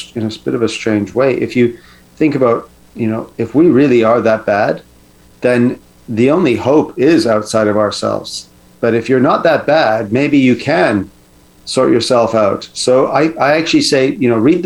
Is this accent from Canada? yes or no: yes; Canada; as a Canadian